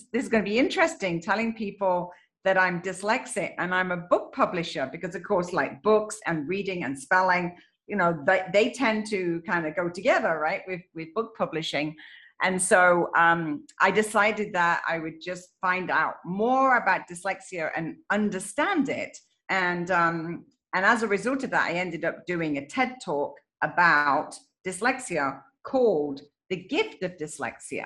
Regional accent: England, United Kingdom; moved away; I am originally from England

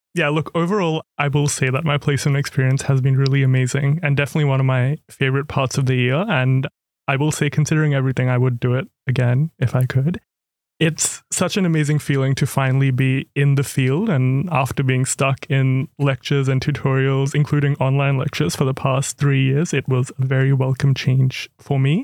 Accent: Cairns, Queensland, Australia; moved away as an adult; also born or lived in India / Canberra; now in Melbourne, Australia; I was born in India, but grew up in Cairns, far north Queensland.

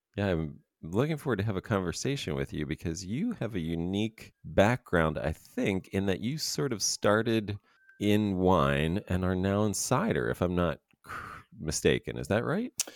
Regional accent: Pennsylvania, United States; I'm from Pennsylvania as well

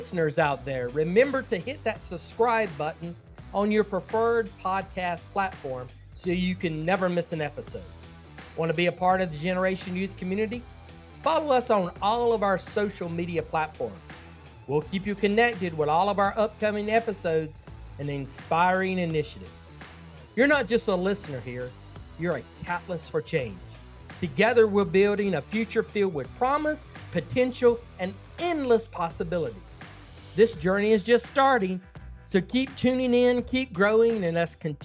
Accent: the South, United States; accent: Southern; I speak Southern English very well

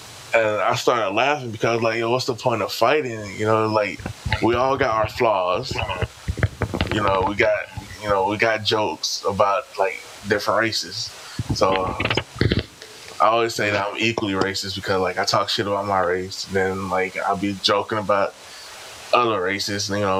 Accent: Italy; born there; Like I wasn't born in the U.S. I was born in Italy.

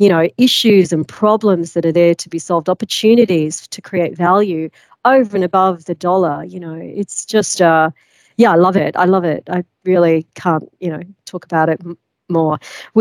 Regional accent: Australia; moved away as an adult; also born or lived in London; I'm from Australia

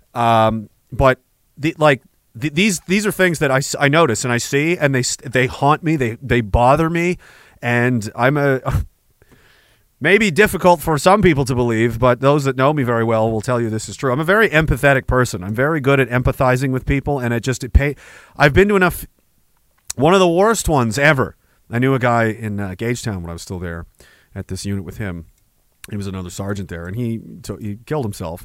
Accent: United Kingdom; we're British

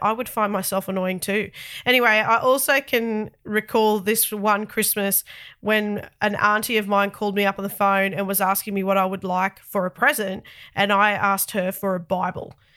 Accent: Sydney, New South Wales, Australia; accent: very thick Australian; I'm the only one of my family that's born in Australia, specifically Sydney. I've lived in Australia all of my thirty-eight years of life, and no doubt that's responsible for the very thick Australian accent

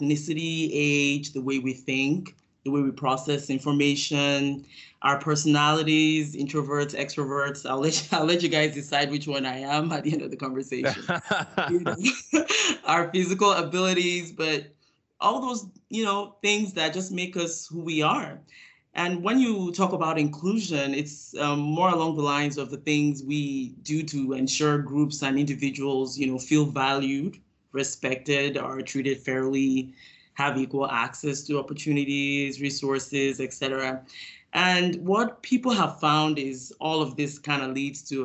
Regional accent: Nigeria; moved away as an adult; now in United States; I grew up in Nigeria, West Africa, where I completed my high school education before coming to the United States

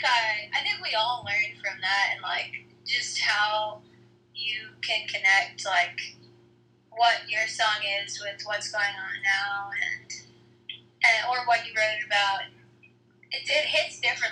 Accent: New York, United States; because I'm from New York

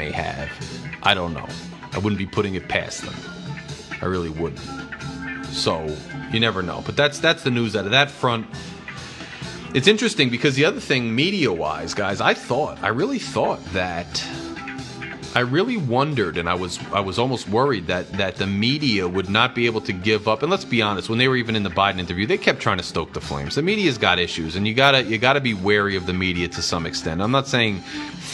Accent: United States; as an American

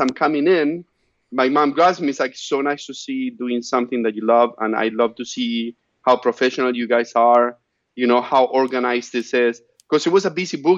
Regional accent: Argentina; now in United States; my hometown in Argentina

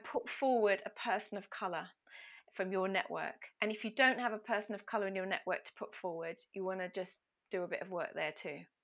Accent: Ipswich, East of England, United Kingdom; my hometown of the very glamorous Ipswich in Suffolk

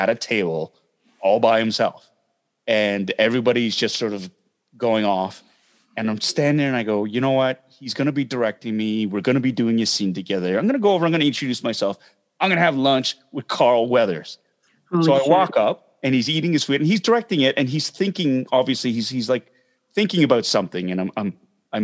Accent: Toronto, Ontario, Canada; my heritage is Korean, but I'm from Toronto. I'm Canadian.

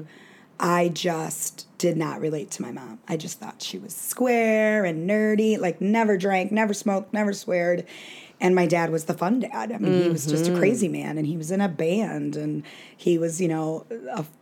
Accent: Hoffman Estates, Illinois, United States; I grew up in Hoffman Estates, which is a northwest suburb

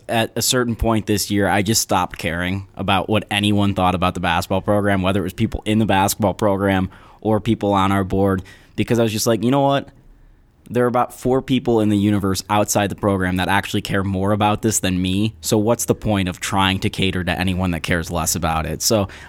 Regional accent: Boulder, Colorado, United States; I grew up in Boulder.

